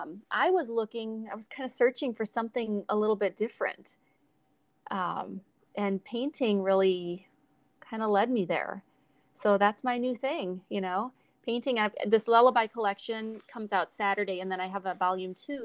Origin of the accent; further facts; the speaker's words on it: South Dakota, United States; I was from South Dakota